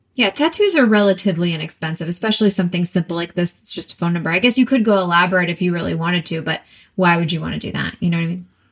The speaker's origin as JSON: {"language": "English", "region": "Texas", "country": "United States", "also_born_or_lived": "New York", "moved": "yes", "said": "I'm from Texas, and we are trashy like I'm talking paper plates and plastic forks and knives every meal"}